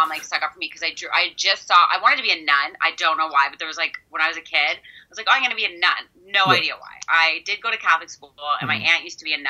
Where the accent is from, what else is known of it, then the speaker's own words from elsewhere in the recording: Peterborough, Ontario, Canada; also born or lived in Vancouver; now in Toronto, Canada; Well, I was born and raised in Peterborough, but I've been in Toronto for, like, longer than I haven't been in Toronto, so I consider Toronto home.